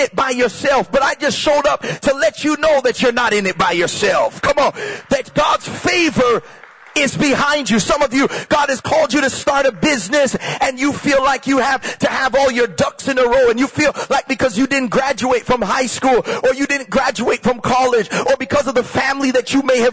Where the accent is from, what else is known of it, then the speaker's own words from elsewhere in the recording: Toronto, Ontario, Canada; I'm from Scarborough. I'm from Malvern